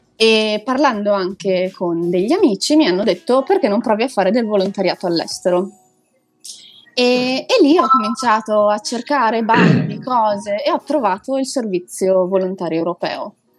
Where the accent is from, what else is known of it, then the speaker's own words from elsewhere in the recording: province of Belluno, Veneto, Italy; moved away as an adult; now in Lisbon, Portugal; io sono cresciuta, nata, eccetera, eccetera, in un paesino piccino in provincia di Belluno